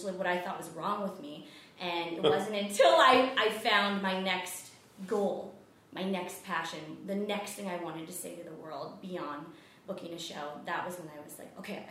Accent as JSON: {"language": "English", "country": "United States", "said": "I'm Asian American, you know, I come from a Japanese American family"}